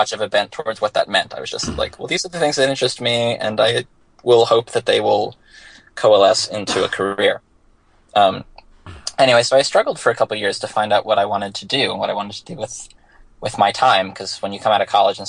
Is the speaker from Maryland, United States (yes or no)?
yes; Bethesda, Maryland, United States; moved away as an adult; also born or lived in Virginia / Winston-Salem, North Carolina / New York City; I grew up in Washington, D.C., or specifically Bethesda, Maryland